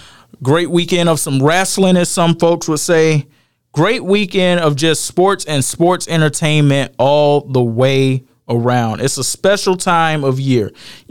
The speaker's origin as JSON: {"language": "English", "town": "Atlanta", "region": "Georgia", "country": "United States", "moved": "yes", "said": "I'm from the Atlanta area."}